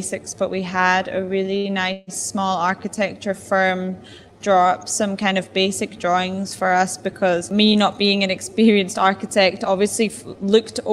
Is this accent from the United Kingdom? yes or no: yes; Edinburgh, Scotland, United Kingdom; moved away as an adult; now in Durban, South Africa; I was just in Edinburgh, my hometown